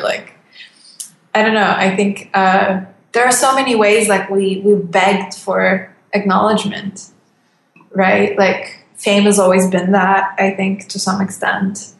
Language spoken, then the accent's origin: English; Turkey; moved away; I love my country too. I really, really do love Turkey